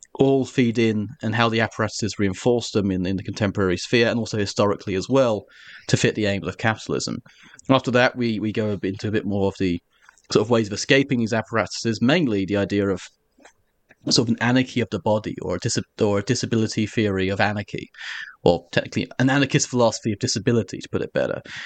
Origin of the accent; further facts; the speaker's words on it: Essex, East of England, United Kingdom; I'm from Essex, and my, I'm, my people are historically of the Cockney diaspora.